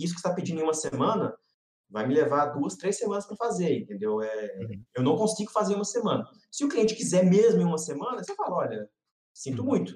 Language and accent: Portuguese; Brazil; accent: Brazilian; also born or lived in United States; eu tenho sotaque, a galera fica preocupada em cortar sotaque brasileiro.